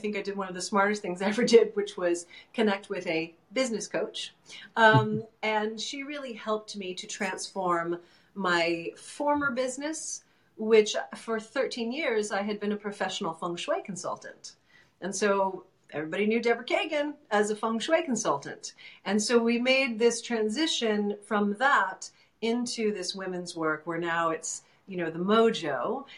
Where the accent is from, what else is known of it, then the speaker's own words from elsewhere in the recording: New York City, New York, United States; moved away; originally I'm from New York City